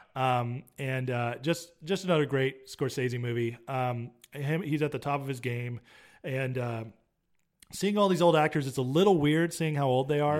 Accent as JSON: {"language": "English", "area": "near Yosemite", "region": "California", "country": "United States", "tie": "born or raised there", "said": "I grew up near Yosemite."}